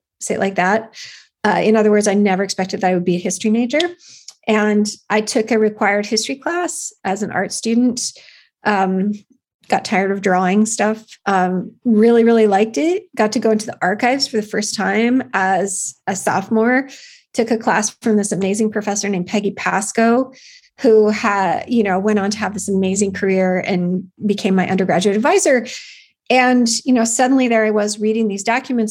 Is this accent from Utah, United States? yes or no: yes; Salt Lake City, Utah, United States; moved away; I grew up in Salt Lake City as a non-Mormon